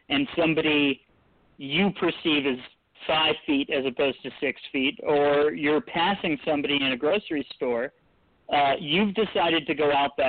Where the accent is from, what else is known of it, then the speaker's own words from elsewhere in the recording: Richmond, Virginia, United States; My dad's from Northern Virginia, and I was born in Richmond.